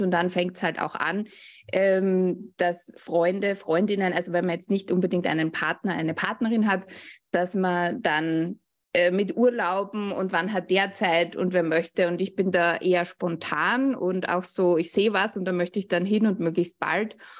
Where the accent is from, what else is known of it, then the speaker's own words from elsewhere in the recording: Austria; Ich komme, wie man hört, aus Österreich